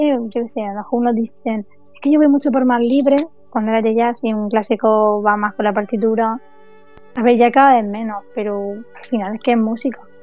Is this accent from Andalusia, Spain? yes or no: yes; Pulpí, Andalusia, Spain; en Pulpí, que es mi pueblo